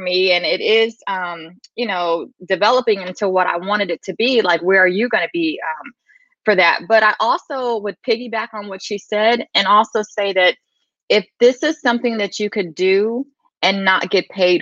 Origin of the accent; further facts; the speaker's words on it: San Antonio, Texas, United States; moved away as an adult; now in California, United States; I'm originally from San Antonio, Texas